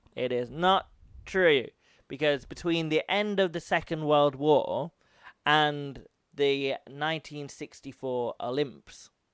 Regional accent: United Kingdom; now in Japan; I'm British

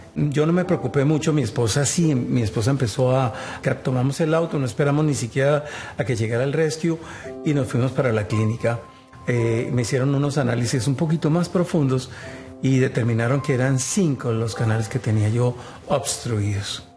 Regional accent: Colombia; moved away as an adult; Soy oriundo de Colombia, llegamos a este país hace 15 años

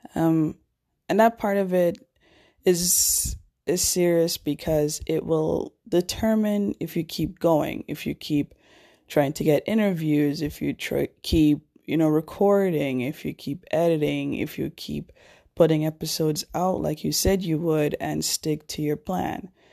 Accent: Jamaica; my hometown, Jamaica

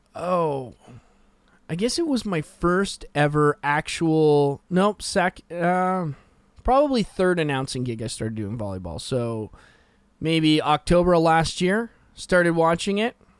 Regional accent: West Coast, Canada; I'm from the West Coast.

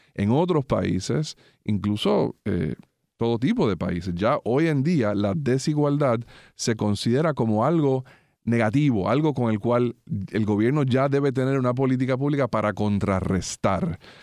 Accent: Puerto Rico; nuestro país

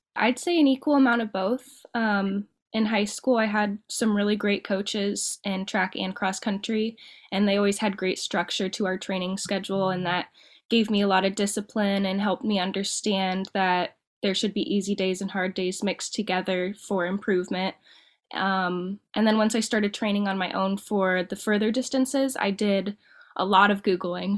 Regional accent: Dayton, Ohio, United States; now in Perrysburg, United States; I'm from Dayton, Ohio, and I'm living up like near Perrysburg, Toledo area right now

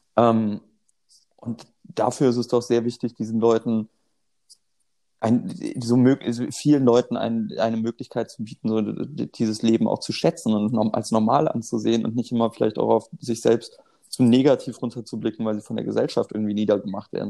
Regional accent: Germany; ich bin in der Nähe der holländischen Grenze aufgewachsen

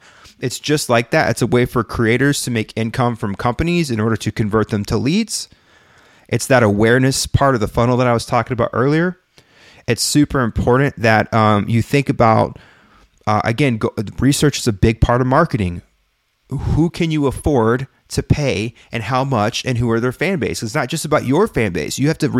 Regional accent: Brookhaven, Mississippi, United States; I don't feel bad now because no one takes me serious in my hometown. Brookhaven, Mississippi.

